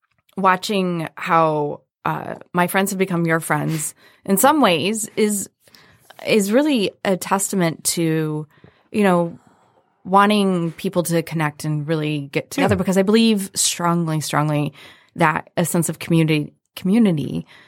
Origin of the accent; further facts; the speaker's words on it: Brighton, Michigan, United States; I grew up in Brighton.